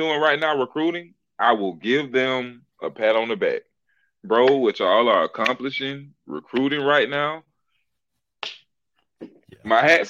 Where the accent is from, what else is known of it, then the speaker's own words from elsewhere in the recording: Florida, United States; growing up in Florida